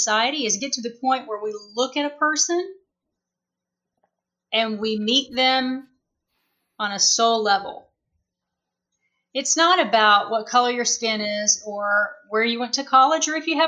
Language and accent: English; the South, United States; moved away as an adult; now in Las Vegas, United States; I'm from the South.